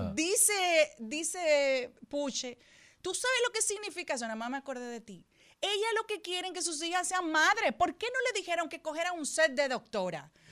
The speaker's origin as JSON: {"language": "Spanish", "country": "Dominican Republic", "said": "como dominicana"}